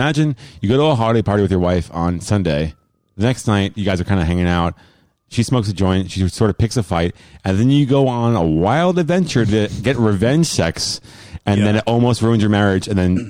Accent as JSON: {"language": "English", "region": "New Jersey", "country": "United States", "said": "I'm from New Jersey."}